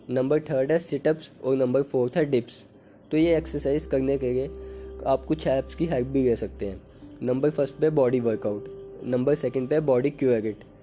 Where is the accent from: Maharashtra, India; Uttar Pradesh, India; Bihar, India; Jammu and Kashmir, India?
Jammu and Kashmir, India; Jammu; मैं जम्मू सिटी से बिलोंग करता हूँ जिसका एक और नाम है सिटी ऑफ टेम्पल्स जो कि फेमस है स्ट्रीट फूड के लिए